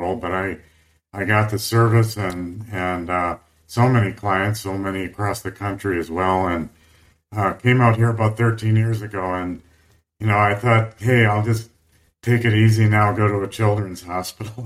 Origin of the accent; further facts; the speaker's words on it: Midwest, United States; moved away; also born or lived in Wisconsin / San Diego / Colorado; I grew up in the Midwest